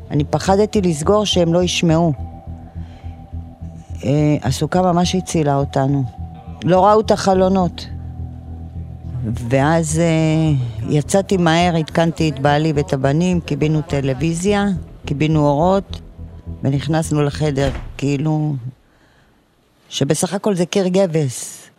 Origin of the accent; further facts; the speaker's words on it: Ofakim, Southern District, Israel; born there; נולדתי באופקים, כל המשפחה שלי גרה באופקים.